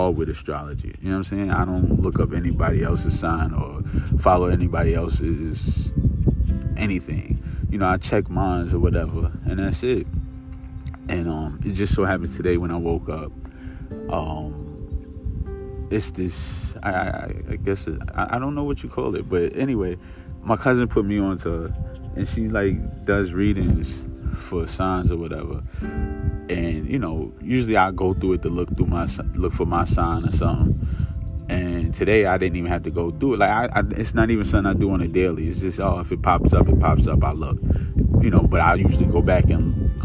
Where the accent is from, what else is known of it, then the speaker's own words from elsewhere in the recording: New York, United States; I'm from New York